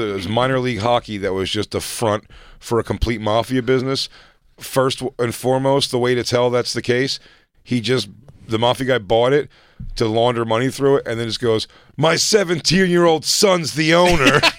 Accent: Brooklyn, New York, United States; oh, I grew up in Brooklyn.

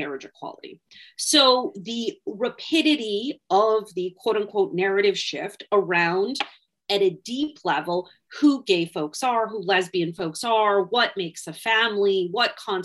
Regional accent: Wisconsin, United States; Wisconsin, which by the way, happens to be my home state

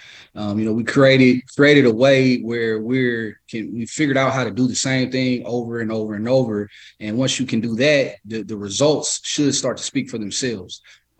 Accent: the South, United States; I mean, we grew up on, you know, being some guys from the South.

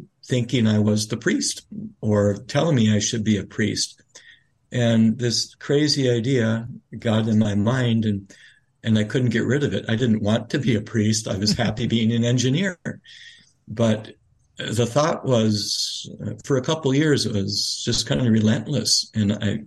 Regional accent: Grand Forks, North Dakota, United States; moved away as an adult; now in Mount Angel, United States; I come from North Dakota, Grand Forks, North Dakota, a town of about 40,000 people

